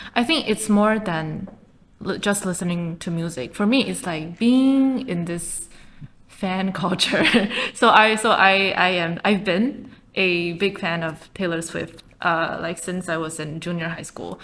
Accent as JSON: {"language": "English", "region": "Taipei", "country": "Taiwan", "tie": "born or raised there", "second_language": "English", "said": "I started just like you know a lot of kids in Taipei. I started learning English when I was in kindergarten"}